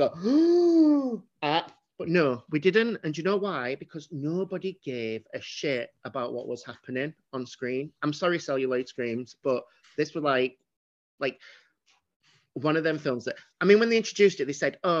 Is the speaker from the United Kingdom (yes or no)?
yes; Sheffield, Yorkshire and the Humber, United Kingdom; I'm from Sheffield